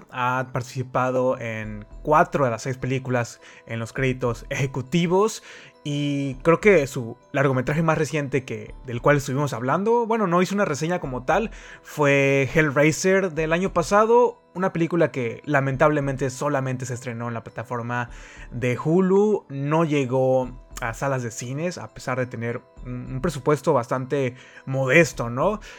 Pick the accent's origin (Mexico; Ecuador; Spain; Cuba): Mexico